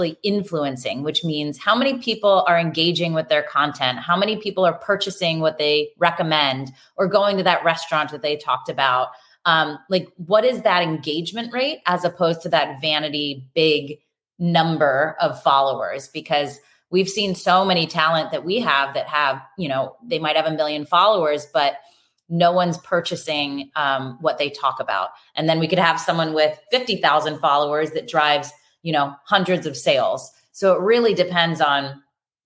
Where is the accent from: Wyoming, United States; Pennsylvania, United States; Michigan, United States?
Pennsylvania, United States; York; moved away as an adult; also born or lived in Philadelphia, Pennsylvania; now in Los Angeles, United States; I grew up in Pennsylvania, York, Pennsylvania